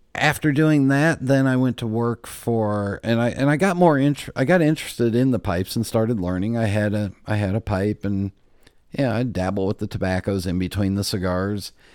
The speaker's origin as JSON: {"language": "English", "town": "Los Angeles", "region": "California", "country": "United States", "tie": "born or raised there", "said": "growing up in Los Angeles"}